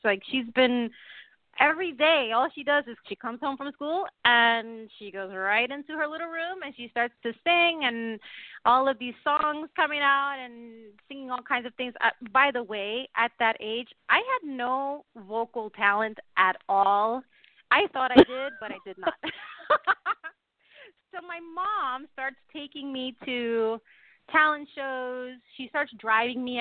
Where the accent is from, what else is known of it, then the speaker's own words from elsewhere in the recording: Puerto Rico; also born or lived in New Jersey; I was born in New Jersey, but I grew up in a little island called Puerto Rico